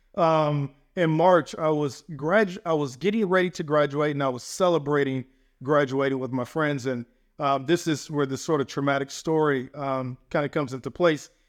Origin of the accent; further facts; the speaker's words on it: Atlanta, Georgia, United States; now in Maryland, United States; where I grew up in Atlanta, Georgia